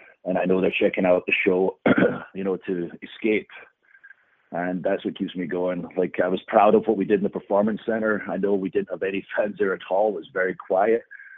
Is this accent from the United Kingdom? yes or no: yes; Scotland, United Kingdom; You know, being Scottish gives me the upper hand, where we just love fighting in any situation, generally in a bar.